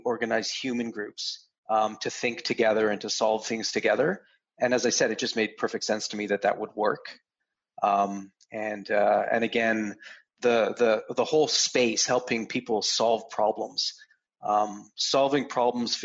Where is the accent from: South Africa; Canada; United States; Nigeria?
Canada; I'm a Canadian